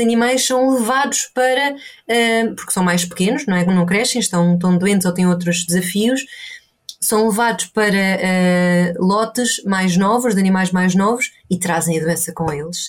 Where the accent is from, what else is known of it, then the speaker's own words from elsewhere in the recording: Portugal; also born or lived in Ireland; now in Inverness, United Kingdom; cresci em Portugal, perto do mar também.